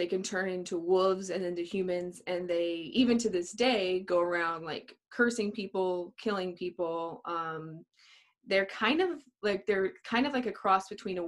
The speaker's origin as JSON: {"language": "English", "region": "New Mexico", "country": "United States", "said": "we're all from New Mexico"}